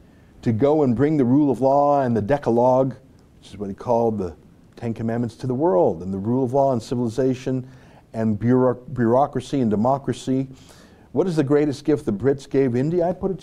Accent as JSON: {"language": "English", "country": "Canada", "said": "I'm a son of the Commonwealth myself, being a Canadian."}